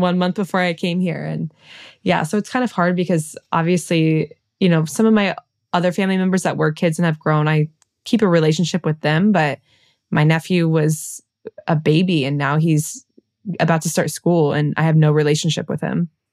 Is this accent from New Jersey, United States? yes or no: no; Cincinnati, Ohio, United States; moved away as an adult; now in Paris, France; I'm from Cincinnati